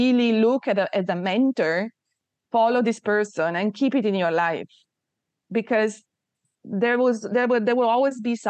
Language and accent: English; Turin, Piedmont, Italy; also born or lived in southern Italy (family); I was born in Torino, which is north of Italy. My family are from the south of Italy.